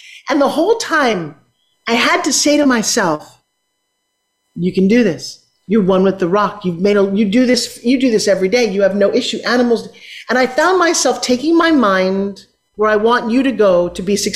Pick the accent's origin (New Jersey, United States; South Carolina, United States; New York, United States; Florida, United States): New York, United States; New York City; I grew up in New York City where you need to take an elevator